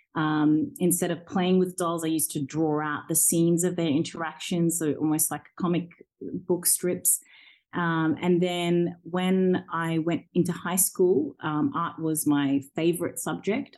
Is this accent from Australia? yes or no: yes; Orange, New South Wales, Australia; English is a second language; also born or lived in Zambia; when I was five years old, we came to Australia as refugees and we joined my grandparents um, and extended family in a small Australian country town um, called Orange. And when I got there, I went straight into school, into grade one, and I didn't know a word of English